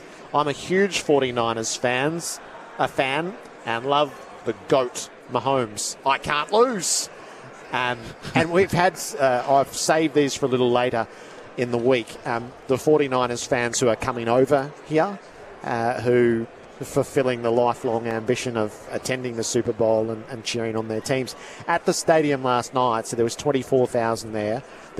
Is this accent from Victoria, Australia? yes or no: yes; Craigieburn, Victoria, Australia; From Craigie Byrne. I chose to support the Green Bay Packers for their green and yellow colours, being Aussie.